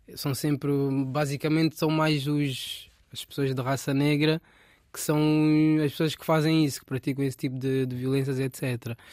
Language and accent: Portuguese; Rio de Mouro, Lisbon, Portugal; also born or lived in Angola / France; Eu basicamente cresci cá, em Portugal